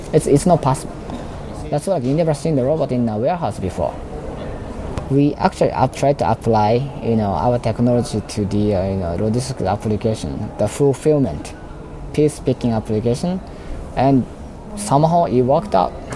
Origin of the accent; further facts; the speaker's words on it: Osaka, Japan; moved away; I'm actually in Osaka. I'm from Osaka. So I was in uh, parents' house